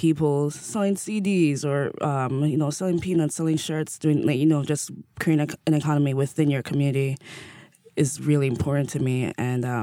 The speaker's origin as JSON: {"language": "English", "country": "Jamaica", "tie": "born or raised there", "also_born_or_lived": "New York City, United States", "moved": "yes", "lives_now": "New York, United States", "said": "growing up in Jamaica, you'd have the sound, like, sound system culture is a huge thing."}